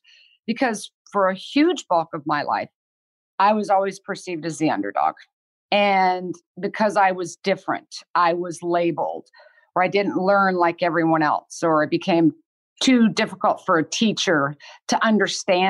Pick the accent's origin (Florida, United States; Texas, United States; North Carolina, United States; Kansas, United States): Kansas, United States; moved away; I grew up in Kansas and I had two amazing parents